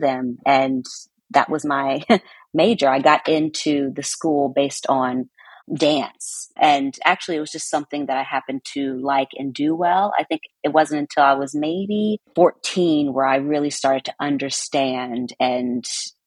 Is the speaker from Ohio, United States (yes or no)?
yes; Cincinnati, Ohio, United States; moved away as an adult; also born or lived in New York; now in London, United Kingdom; I'm originally from Cincinnati, Ohio. At 18 years old, I moved to New York